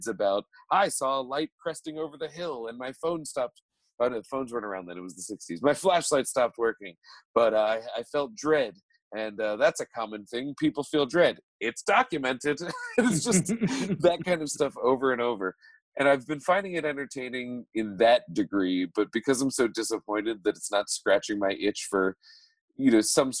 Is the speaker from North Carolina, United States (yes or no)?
no; New Jersey, United States; I grew up in South Jersey, so our local cryptid was the Jersey Devil